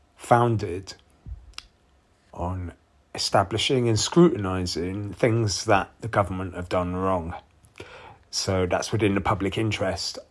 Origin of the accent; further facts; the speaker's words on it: Bath, South West England, United Kingdom; also born or lived in Bristol; So I'm from Somerset and I live in the Bath area where I was born and raised, uh, Bath City, Somerset, England.